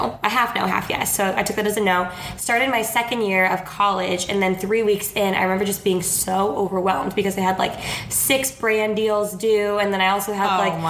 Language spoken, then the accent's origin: English; Orange County, California, United States; I am 24 years old. I grew up in Orange County, California, so not too far from LA.